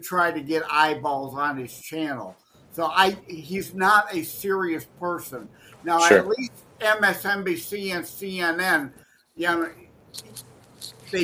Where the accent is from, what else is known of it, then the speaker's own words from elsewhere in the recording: Detroit, Michigan, United States; I'm from Detroit